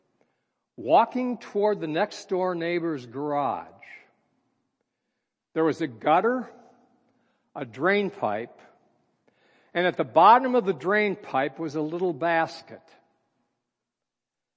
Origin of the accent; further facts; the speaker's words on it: Minneapolis, Minnesota, United States; I was born and raised in Minneapolis, Minnesota